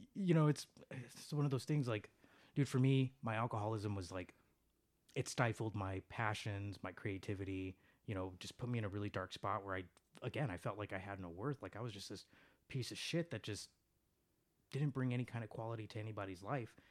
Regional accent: Chicago, Illinois, United States; I was born and raised in Chicago

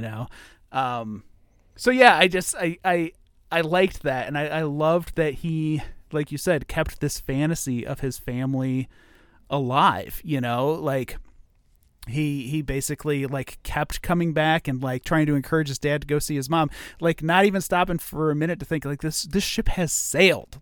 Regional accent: Ohio, United States; I grew up in Ohio

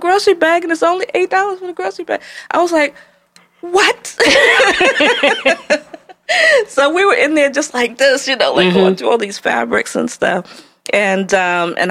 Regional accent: Annapolis, Maryland, United States; moved away as an adult; also born or lived in Baltimore / New York; I'm from Annapolis, which is a very small town in Maryland.

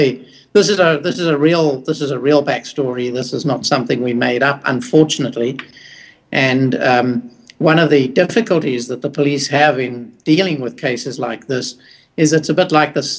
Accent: Johannesburg, Gauteng, South Africa; also born or lived in Australia / Kenya; I live in Johannesburg. I was born in Johannesburg and grew up there.

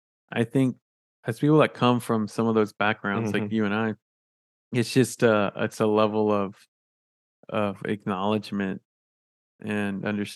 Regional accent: San Antonio, Texas, United States; I mean, it is my home because I'm from San Antonio

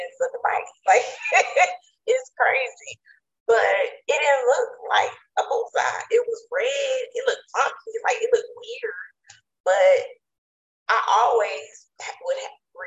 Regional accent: East Texas, United States; also born or lived in Virginia; my family, and we are from East Texas, the country

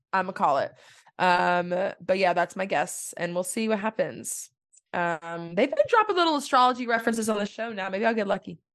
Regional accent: Texas, United States; I'm from Texas

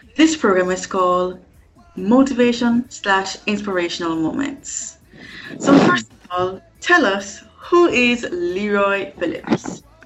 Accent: Kingston, Jamaica; the certified diva from kingston jamaica which is located in the caribbean

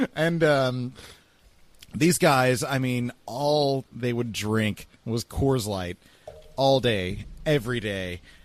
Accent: Texas, United States; born or raised there

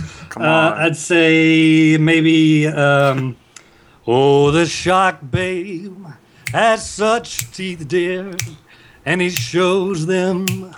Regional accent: Odessa, Texas, United States; also born or lived in Austin, Texas; I'm from Odessa, Texas.

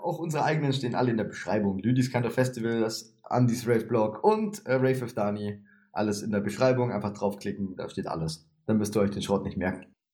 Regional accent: Swabia, Germany; ich bin Schwabe

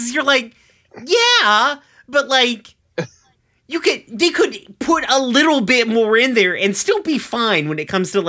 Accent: the South, United States; Damn, I'm from the South. I'm taking the biscuits.

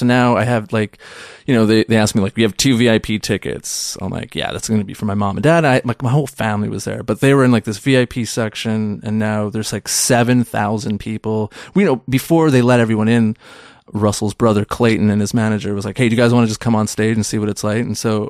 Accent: Pakistan; We're Pakistani.

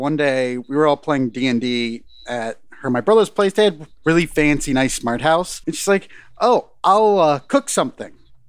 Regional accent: Pennsylvania, United States; I'm from Pennsylvania.

